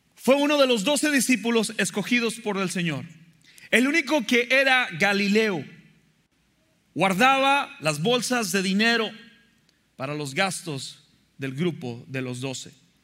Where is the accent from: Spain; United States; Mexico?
Mexico; moved away; me acuerdo de la escuela dominical cuando era pequeño allá en México